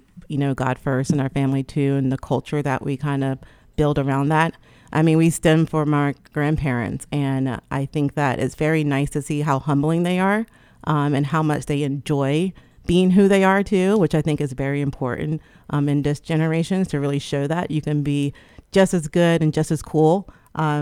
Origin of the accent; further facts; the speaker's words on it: Trenton, New Jersey, United States; moved away; I'm originally from Trenton, New Jersey, and all my family also lives there too